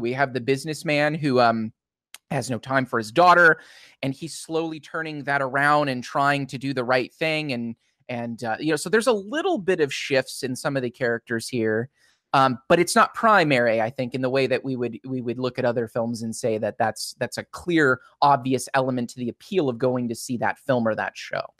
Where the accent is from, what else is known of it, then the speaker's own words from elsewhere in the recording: United States; as an American